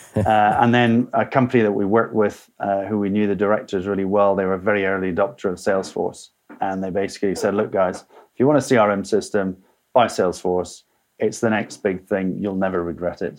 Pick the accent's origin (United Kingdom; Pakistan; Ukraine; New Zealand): United Kingdom; Scotland; moved away as an adult; also born or lived in South of England; I left Scotland, my, my home country, as soon as I'd finished university, came to the south of England